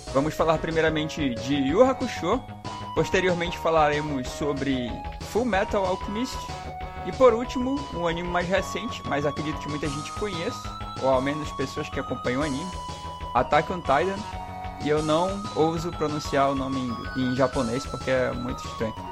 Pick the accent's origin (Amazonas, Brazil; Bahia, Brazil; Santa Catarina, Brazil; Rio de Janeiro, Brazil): Amazonas, Brazil; a nossa região aqui do Amazonas